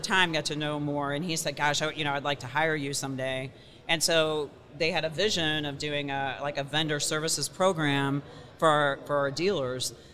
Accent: St. Louis, Missouri, United States; moved away as an adult; also born or lived in New York; came back to my hometown of St. Louis.

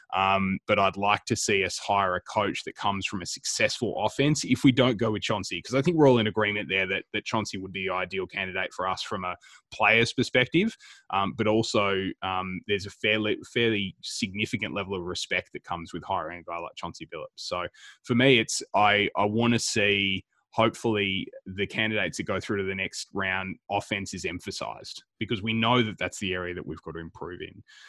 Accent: Melbourne, Victoria, Australia; We're three guys from Melbourne

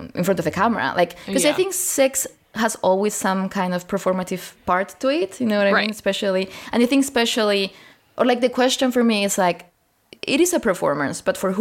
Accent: Spain; I grew up in Spain, which is a very Catholic fascist country

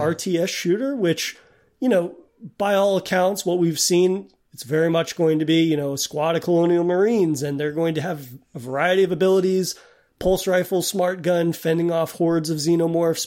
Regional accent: New England, United States; as a bred New Englander

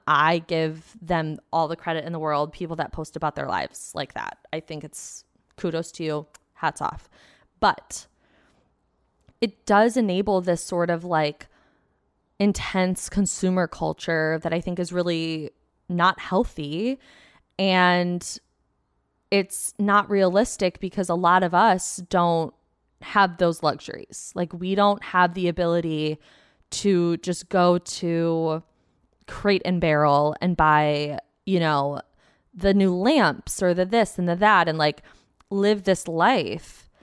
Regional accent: Plymouth, Michigan, United States; I grew up in Plymouth, um, which is like a nice suburb outside of Detroit, like thirty minutes.

